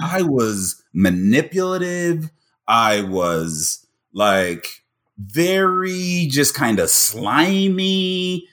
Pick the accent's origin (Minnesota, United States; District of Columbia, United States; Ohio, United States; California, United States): Ohio, United States; Cincinnati; moved away; also born or lived in Ames, Iowa / Wichita, Kansas / Minneapolis / New York; born and raised in Cincinnati